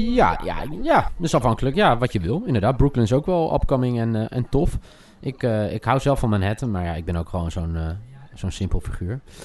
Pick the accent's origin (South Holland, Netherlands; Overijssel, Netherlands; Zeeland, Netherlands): South Holland, Netherlands; Alphen aan de Rijn; opgroeiend in Alphen aan de Rijn